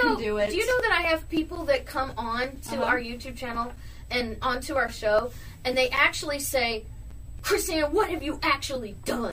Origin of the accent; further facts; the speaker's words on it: St. Louis, Missouri, United States; also born or lived in California; now in Florida, United States; Missouri, St. Louis.